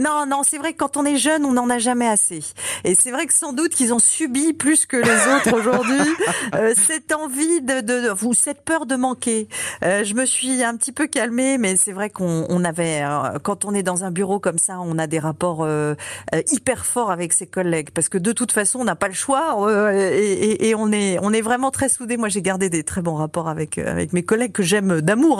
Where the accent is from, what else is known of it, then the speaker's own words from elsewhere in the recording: Brittany, France; moved away; also born or lived in Lille; ma région d'origine, la Bretagne